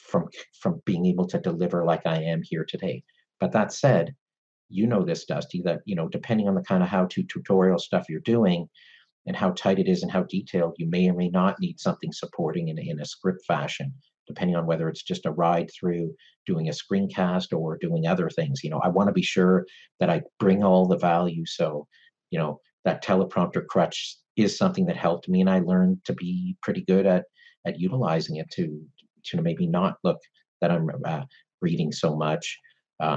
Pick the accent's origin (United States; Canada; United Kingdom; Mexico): Canada; I'm Canadian